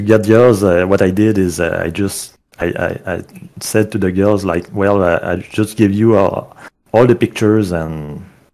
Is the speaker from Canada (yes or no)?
yes; Quebec, Canada; I'm Canadian, so in my area the site is called Kijiji